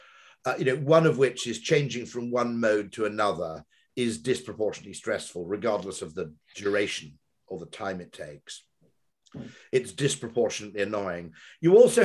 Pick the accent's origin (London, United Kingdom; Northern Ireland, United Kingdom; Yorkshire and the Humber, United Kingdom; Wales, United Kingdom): Wales, United Kingdom; Monmouth; moved away; growing up in Monmouth